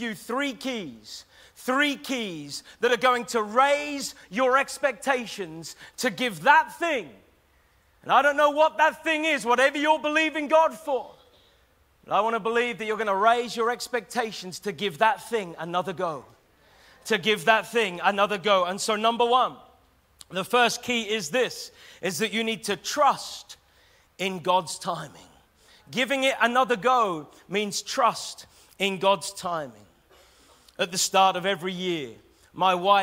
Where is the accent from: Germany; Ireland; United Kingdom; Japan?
United Kingdom; Taverham, East of England; moved away as an adult; now in Norwich, United Kingdom; I'm a Norwich boy. In fact, I was raised in Taverham